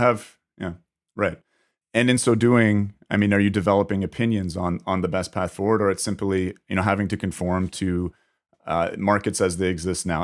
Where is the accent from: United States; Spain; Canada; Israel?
Canada; as a Canadian